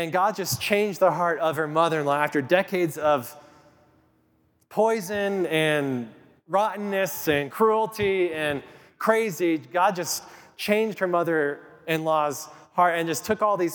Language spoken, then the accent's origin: English; Kit Carson, Colorado, United States; I grew up in Colorado. I grew up in Kit Carson, Colorado.